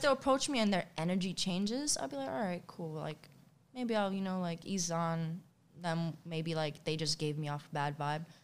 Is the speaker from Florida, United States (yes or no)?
no; New York City, New York, United States; also born or lived in Bronx, New York; I grew up in Queens my entire life